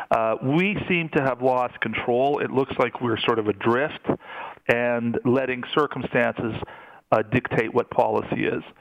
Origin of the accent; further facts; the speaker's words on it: Canada; that's perfectly fine with me as a Canadian citizen, as a taxpayer, as a person who believes he has a good moral compass.